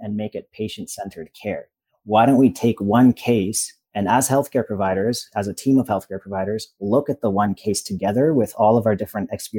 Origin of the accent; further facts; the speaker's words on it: Toronto, Ontario, Canada; I grew up in Toronto, but I moved outside of Toronto to a smaller town